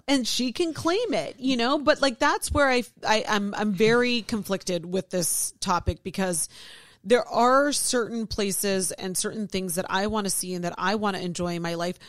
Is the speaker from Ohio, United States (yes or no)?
yes; Ohio, United States; born or raised there